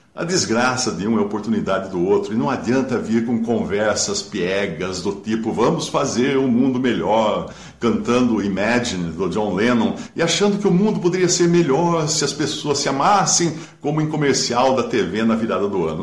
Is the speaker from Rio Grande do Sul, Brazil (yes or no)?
no; Limeira, São Paulo, Brazil; quando era garoto, em Limeira, minha cidade era grande produtora de, de sucos e laranjas